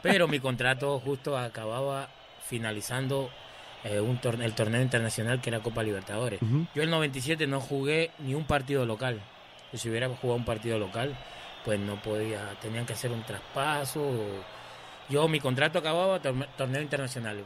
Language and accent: Spanish; Peru; moved away as an adult; also born or lived in Aguadilla, Puerto Rico; súper orgulloso de ser peruano